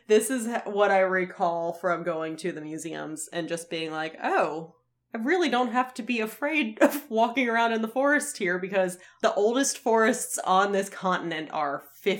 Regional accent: United States; I grew up in America and was forced to go to Roman Catholic Church.

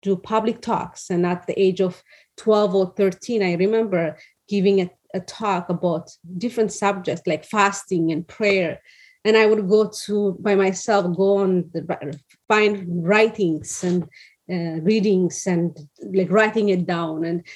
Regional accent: Addis Ababa, Ethiopia; moved away as an adult; now in California, United States; the place that I grew up was in Addis Ababa

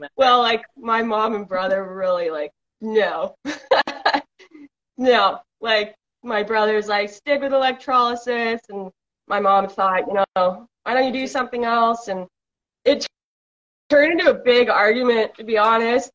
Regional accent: British Columbia, Canada; I'm from British Columbia, Canada

